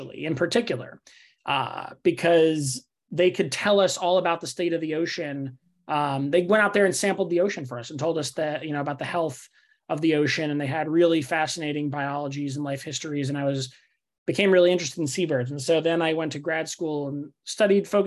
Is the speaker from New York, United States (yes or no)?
yes; New York City, New York, United States; moved away; also born or lived in Davis; I grew up in Staten Island, New York, which is the forgotten borough of New York City